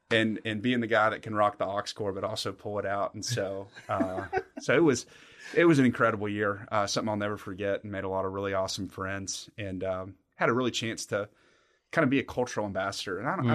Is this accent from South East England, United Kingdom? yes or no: no; Somerset, South West England, United Kingdom; Listen, guys, I'm from Somerset. I'm from Somerset.